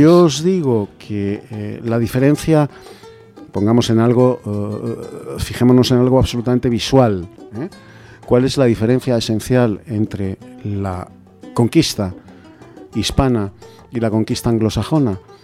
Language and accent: Spanish; Spain; soy, español